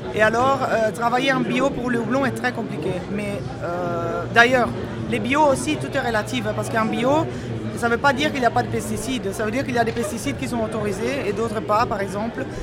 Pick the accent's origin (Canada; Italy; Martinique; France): Italy; also born or lived in Belgium; now in Brussels, Belgium; je suis belge d'adoption italienne d'origine